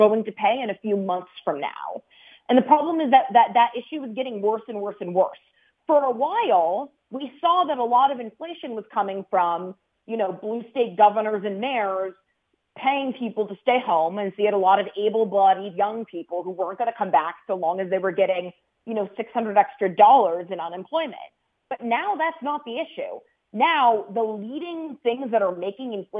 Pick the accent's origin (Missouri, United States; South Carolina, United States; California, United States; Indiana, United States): California, United States; Los Angeles; I'm from California. I'm from the LA area where it's very blue.